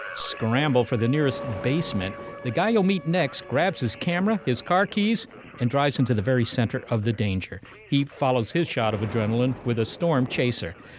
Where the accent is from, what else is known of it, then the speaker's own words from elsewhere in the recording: Virginia, United States; moved away; in Virginia, Molly, we didn't have tornadoes